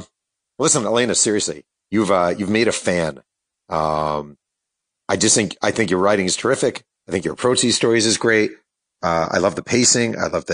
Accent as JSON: {"language": "English", "region": "New York", "country": "United States", "tie": "born or raised there", "said": "I grew up in New York, a Mets fan."}